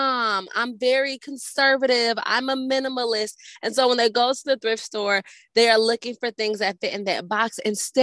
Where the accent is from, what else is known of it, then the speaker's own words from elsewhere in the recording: Atlanta, Georgia, United States; now in Nashville, United States; I'm from Atlanta